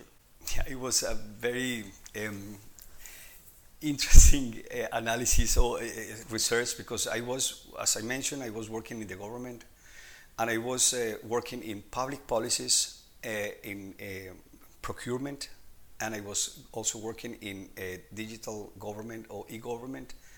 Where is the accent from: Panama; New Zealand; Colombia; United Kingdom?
Colombia; moved away as an adult; now in Denmark; I'm originally from Colombia